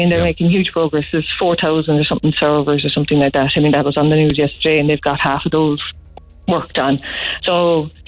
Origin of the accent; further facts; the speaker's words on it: Cobh, Munster, Ireland; I am physically in Cork City, but I'm from Cove. I live in Cove